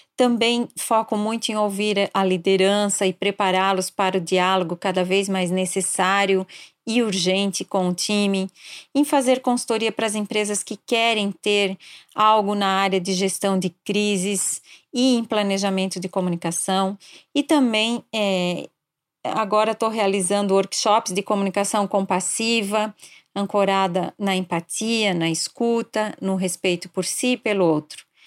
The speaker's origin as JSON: {"language": "Portuguese", "town": "Blumenau", "region": "Santa Catarina", "country": "Brazil", "tie": "born or raised there", "also_born_or_lived": "Curitiba / São Paulo", "moved": "as an adult", "said": "nasci em Blumenau e atualmente moro aqui na cidade"}